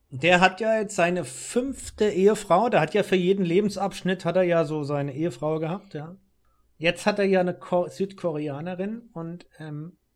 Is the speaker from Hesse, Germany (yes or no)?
no; Rhenish Hesse, Rhineland-Palatinate, Germany; ich bin ja hier als Lokalpatriot